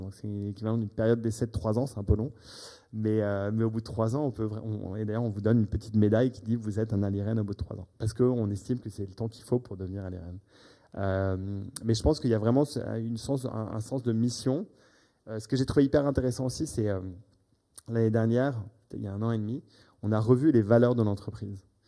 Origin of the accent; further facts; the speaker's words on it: United States; moved away; J'ai grandi aux États-Unis